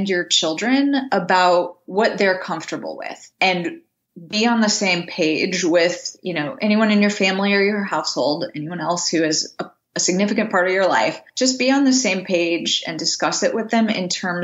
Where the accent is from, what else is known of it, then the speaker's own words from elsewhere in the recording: Indiana, United States; now in New England, United States; where I live versus where I grew up in Indiana